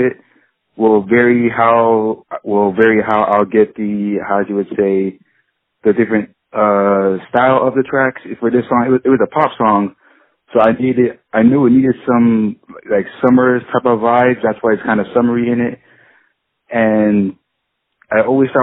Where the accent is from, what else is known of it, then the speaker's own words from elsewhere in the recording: Miramar, Florida, United States; I am from Miramar, Florida, in Broward County in the United States